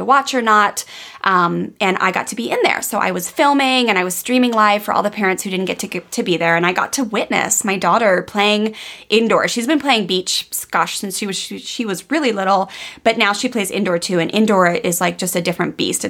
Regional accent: Maryland, United States; moved away; I grew up on the East Coast of the United States in Maryland, where we had snowstorms, we had rain, we had ice

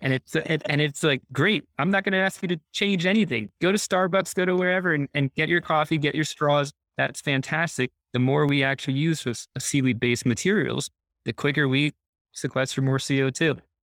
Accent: New Jersey, United States; I grew up on a horse farm in New Jersey

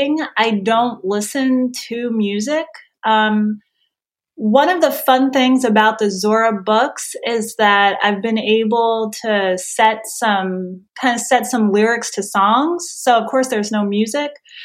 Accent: New Jersey, United States; I'm from New Jersey.

